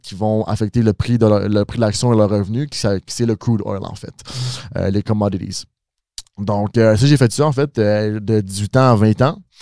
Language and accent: French; Mascouche, Quebec, Canada; je viens de Mascouche